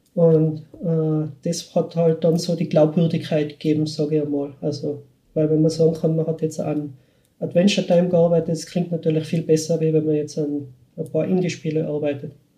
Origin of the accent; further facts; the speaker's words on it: Schwaz, Tyrol, Austria; accent: Tiroler Dialekt; now in Vienna, Austria; ich bin in Schwarz bin ich aufgewachsen